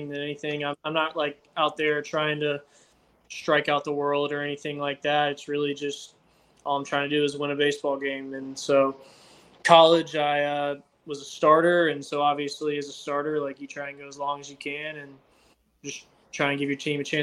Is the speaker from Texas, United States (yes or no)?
no; Georgia, United States; I was from Georgia